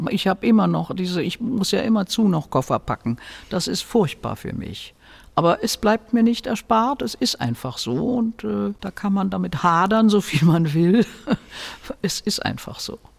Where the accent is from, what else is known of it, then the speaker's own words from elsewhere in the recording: Berlin, Germany; born there; also born or lived in Bavaria; meine Heimat ist immer noch meine Geburtsstadt Berlin. Äh, ich fühle mich Berlin immer noch verbunden und Wurzeln geschlagen habe ich halt hier im Bayerischen.